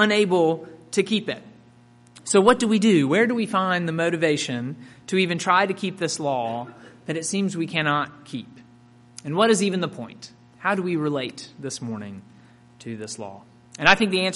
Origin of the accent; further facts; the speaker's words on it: Mississippi, United States; I grew up in Mississippi and attended Ole Miss